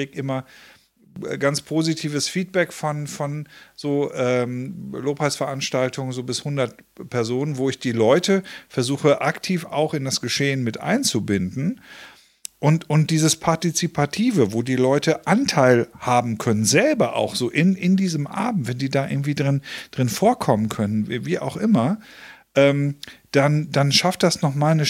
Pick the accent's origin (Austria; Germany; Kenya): Germany; North Germany; born there; Gut, muss ich als geborener Norddeutscher, muss ich das auch nicht ständig haben.